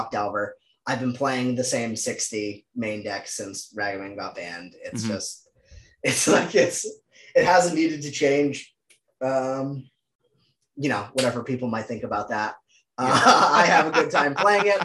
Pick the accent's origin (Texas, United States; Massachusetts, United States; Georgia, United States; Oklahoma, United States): Massachusetts, United States; Dedham; also born or lived in Dorchester, Boston; now in Boston, United States; I'm from Dedham originally, just south of the legal limits of the city of Boston